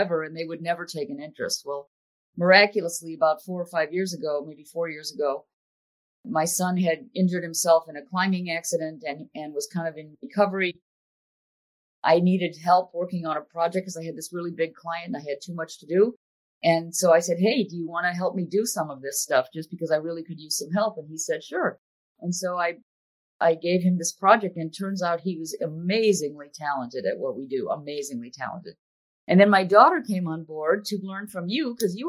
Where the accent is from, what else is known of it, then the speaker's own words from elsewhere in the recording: Villa Park, Illinois, United States; moved away; I grew up outside of Chicago in a little suburb called Villa Park